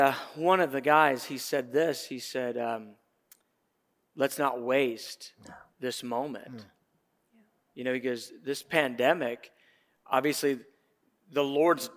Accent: Atlanta, Georgia, United States; I grew up in Atlanta

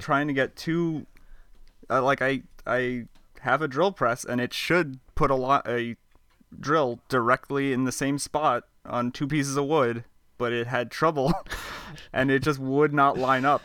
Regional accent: Long Island, New York, United States; I'm from Long Island

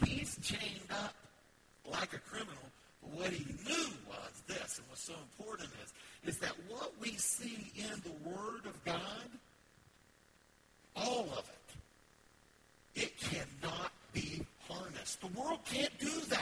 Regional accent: the South, United States; I'm from the South. I can say ain't

